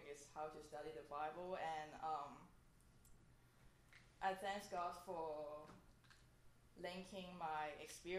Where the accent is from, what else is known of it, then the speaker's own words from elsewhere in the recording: Hong Kong; moved away; I'm from Hong Kong